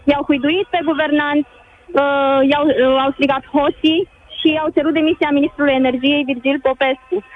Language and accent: Romanian; Bucharest, Romania; sunt din București, dar nu se mai poate sub nicio formă